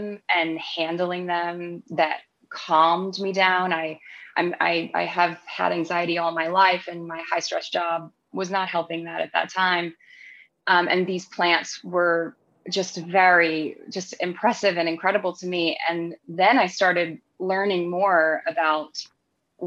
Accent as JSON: {"language": "English", "region": "North Carolina", "country": "United States", "tie": "born or raised there", "also_born_or_lived": "London, United Kingdom", "moved": "as an adult", "said": "I was born in North Carolina and I grew up on our farm, but I was living in the United Kingdom. I had been living there for, 12 or 13 years at that point."}